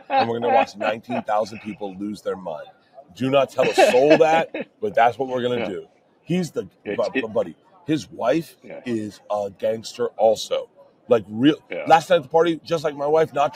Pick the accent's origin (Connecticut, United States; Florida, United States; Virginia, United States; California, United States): Florida, United States; Tampa; I never had civic pride growing up in Florida. Just in Tampa, we didn't have it